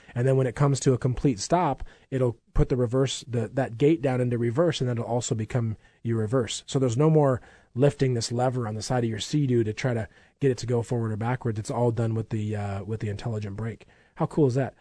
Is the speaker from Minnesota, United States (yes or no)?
yes; Minnesota, United States; I grew up in Minnesota